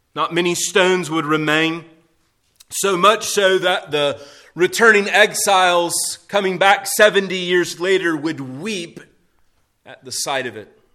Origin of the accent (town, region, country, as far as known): United States